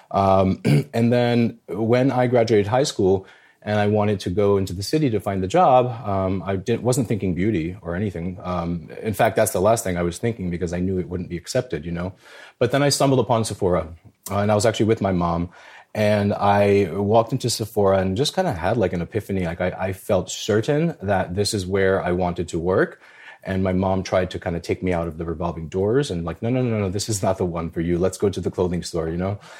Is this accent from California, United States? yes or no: no; New York City, New York, United States; when I was growing up in the Bronx, uh, I'm a, I'm a, I'm a child of Albanian immigrant parents